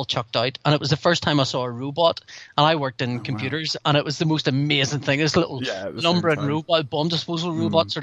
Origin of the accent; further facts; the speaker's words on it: Northern Ireland, United Kingdom; I grew up in Northern Ireland